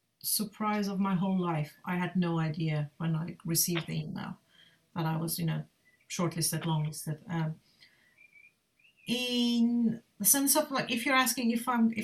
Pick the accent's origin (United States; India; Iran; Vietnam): Iran; moved away as an adult; now in United Kingdom; I've been living in the UK for over 20 years now, so I am definitely a British Iranian British